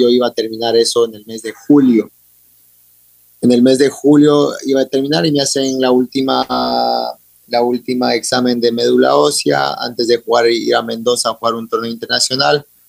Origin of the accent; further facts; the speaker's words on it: United States; also born or lived in Ecuador / London; siempre he sido ecuatoriano, orgulloso, representado la bandera en todo lado porque me crié en Estados Unidos